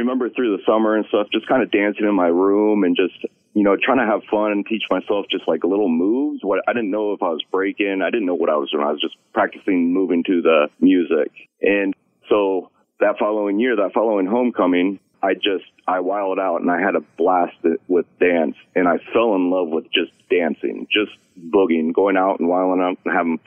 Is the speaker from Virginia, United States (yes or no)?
no; Columbus, Ohio, United States; I was born and raised here in Columbus, Ohio